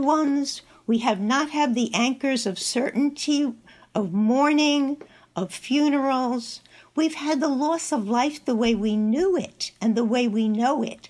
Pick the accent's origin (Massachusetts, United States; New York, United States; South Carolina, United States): New York, United States; Long Island; I'm joining you from home in Northport, New York